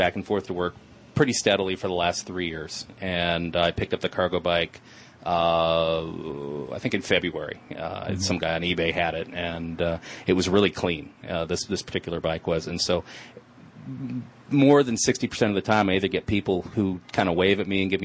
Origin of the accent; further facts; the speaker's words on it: Santa Monica, California, United States; I was born in Santa Monica